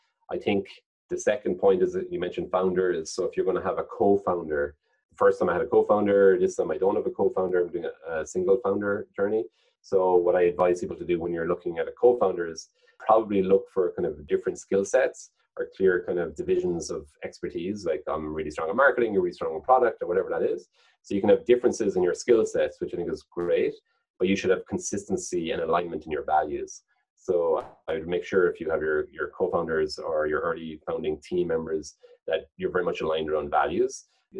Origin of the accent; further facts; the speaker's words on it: Cork, Munster, Ireland; But if you're from Cork, you think it's pretty, you know, it's the biggest county, biggest state in Ireland.